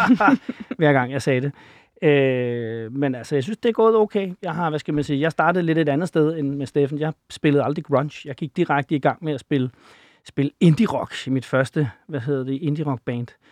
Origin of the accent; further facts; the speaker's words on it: Copenhagen, Capital Region of Denmark, Denmark; fra Valby